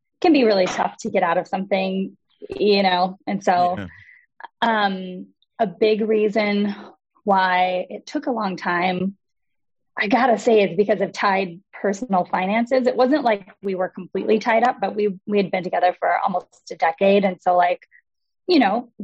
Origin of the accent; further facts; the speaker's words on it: Wisconsin, United States; also born or lived in Chicago; now in Los Angeles, United States; I grew up here in Wisconsin